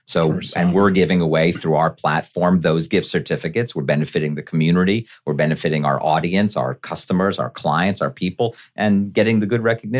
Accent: Hollywood, Florida, United States; We grew up in Hollywood, so we've got those members too.

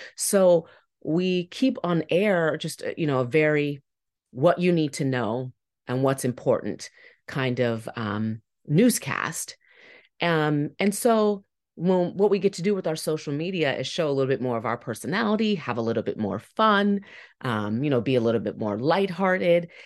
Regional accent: Fairfax County, Northern Virginia, United States; also born or lived in Toronto, Canada; I'm from Northern Virginia, Fairfax County, but, like, West Fairfax, so right on the Loudoun County line. So I grew up, like, fifteen minutes from, like, Stone Tower

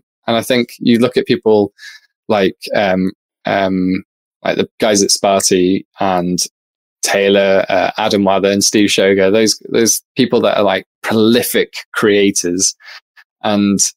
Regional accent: United Kingdom; accent: British; I'm politely British

